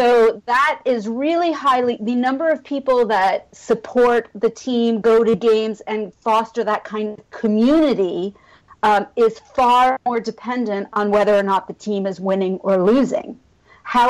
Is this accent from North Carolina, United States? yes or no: no; San Diego, California, United States; moved away as an adult; I grew up in San Diego, but I had moved away for 20 years